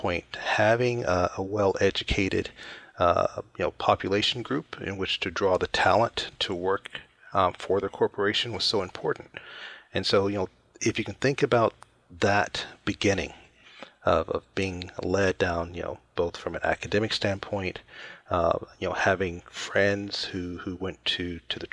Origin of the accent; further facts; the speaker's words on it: Alabama, United States; moved away; I grew up originally in Alabama, in the southern U.S., a very small town, about 14,000 people